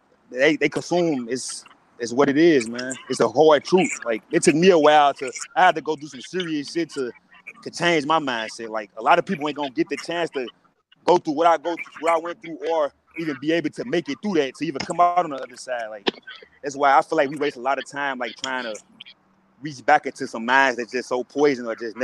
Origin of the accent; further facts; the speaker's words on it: St. Louis, Missouri, United States; I'm from St. Louis, and I grew up like that.